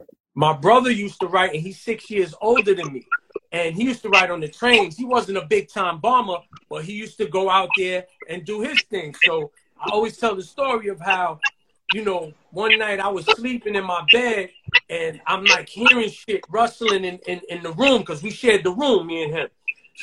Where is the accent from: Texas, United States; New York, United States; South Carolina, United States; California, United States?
New York, United States; New York City; I'm from the Soundview section of the Bronx.